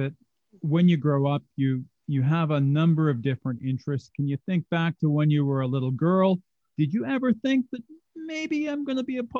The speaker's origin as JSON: {"language": "English", "town": "Mississauga", "region": "Ontario", "country": "Canada", "tie": "born or raised there", "lives_now": "Whitby, Canada", "said": "My wife grew up in Brooklyn, so this is where we moved, but I grew up in Mississauga."}